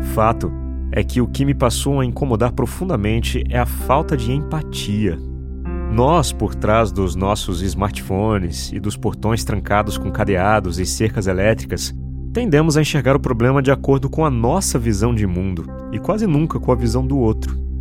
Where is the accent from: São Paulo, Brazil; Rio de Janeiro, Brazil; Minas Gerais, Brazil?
São Paulo, Brazil; São José dos Campos; Eu nasci num bairro simples em São José dos Campos, São Paulo